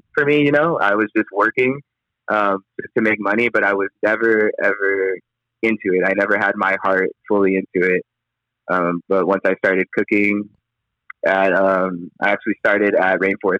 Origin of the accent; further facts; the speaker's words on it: Orange County, California, United States; as an African American growing up in Orange County